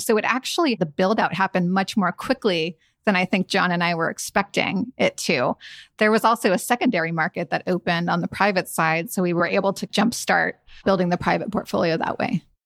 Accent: San Francisco, California, United States; moved away as an adult; also born or lived in New Haven; I'm a California girl, born and raised in San Francisco

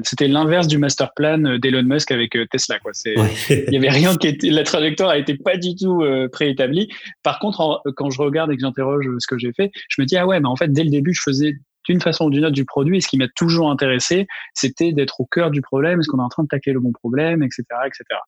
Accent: Ariège, near Toulouse, Occitania, France; now in Paris, France; je viens de la région toulousaine, donc de Toulouse. J'ai passé quelques années là-bas, mais euh, en réalité, c'est plutôt un département voisin rural qui s'appelle l'Ariège, qui est dans les Pyrénées

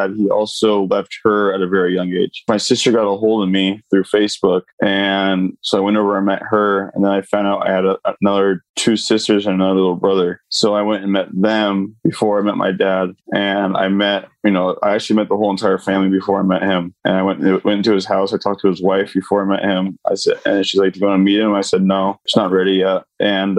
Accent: Laguna Hills, California, United States; I grew up in Laguna Hills, California.

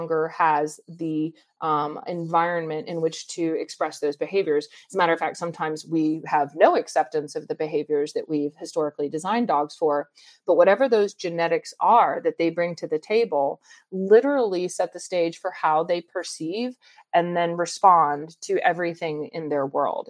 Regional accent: Atlanta, Georgia, United States; growing up in Atlanta

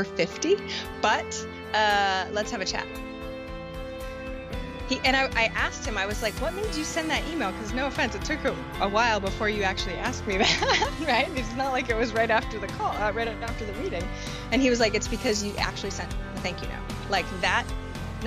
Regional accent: Maine, United States; moved away; when I just moved to Maine, or moved back to Maine, I'm from Maine originally.

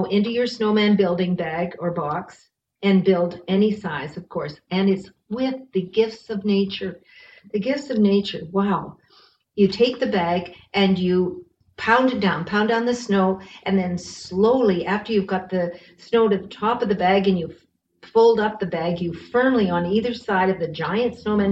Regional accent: Bracebridge, Ontario, Canada; now in Winnipeg, Canada; I'm from Ontario. I'm from Muskoka, and I came from a very friendly, wonderful community there called Bracebridge

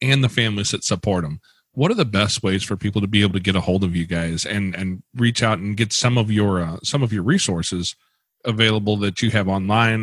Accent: St. Louis, Missouri, United States; we are from the St. Louis area

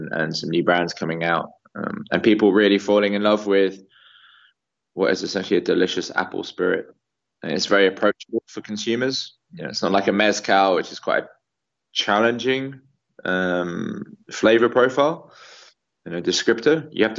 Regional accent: Cornwall, South West England, United Kingdom; moved away; I'm from Cornwall originally

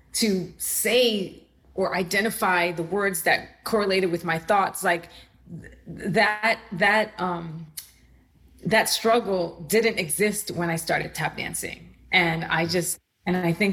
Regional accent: New York City, New York, United States; also born or lived in Puerto Rico; I am from the Bronx. I'm a New Yorker, and I grew up in Puerto Rico for about 6 years, my formative years when I was 9 to 15.

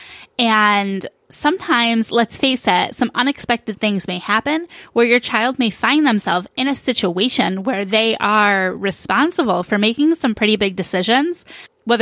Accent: New York, United States; now in Phoenix, United States; I'm also from New York

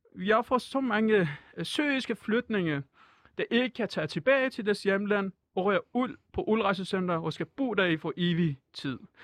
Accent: Iran; Danish is a second language; moved away as an adult; now in Denmark; jeg er mm. jo en flytninger, så altså, øh, jeg, jeg flygtede fra Iran

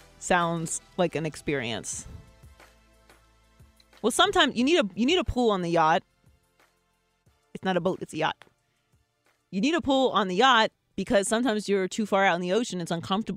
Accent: Pittsburgh, Pennsylvania, United States; So we basically grew up about 20 minutes from each other, and I was just talking about how concerned I am about the Pittsburgh Steelers because, as you know, growing up in Pittsburgh, we do not

